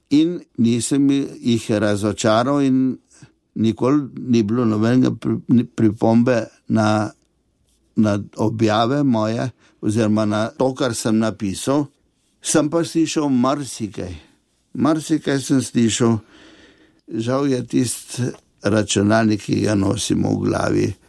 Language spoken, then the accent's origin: Slovenian; a village near Novo Mesto, Southeast Slovenia, Slovenia; sem zrasel v Vasici, blizu novega mesta